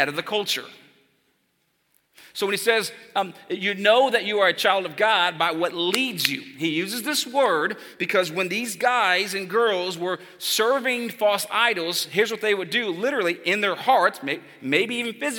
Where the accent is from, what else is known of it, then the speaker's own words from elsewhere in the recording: Texas, United States; I'm from Texas